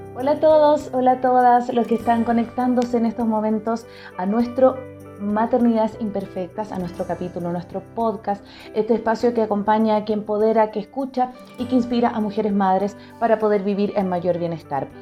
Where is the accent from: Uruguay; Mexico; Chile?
Chile; now in Ecuador; yo soy chilena